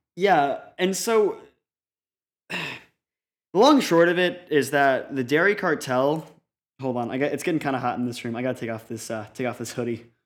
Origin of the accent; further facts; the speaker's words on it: Colorado, United States; I am from Colorado